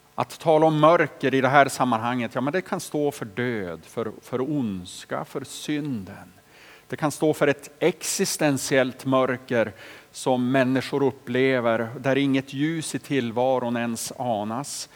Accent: Boliden, Västerbotten County, Sweden; hemma i Boliden, där jag växte upp

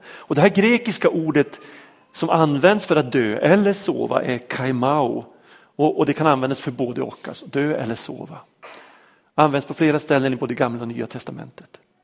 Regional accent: Vormsele, Västerbotten County, Sweden; När jag växte upp, eh, uppe i Vormsele, en liten by mellan Lycksele och Sorsele i Lappland

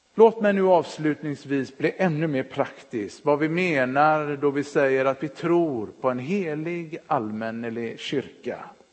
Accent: Partille, Västra Götaland, Sweden; moved away as an adult; also born or lived in Örebro / Jönköping; när de flyttade till Partille gick de med i Sävedalens missionskyrka. Där växte jag upp

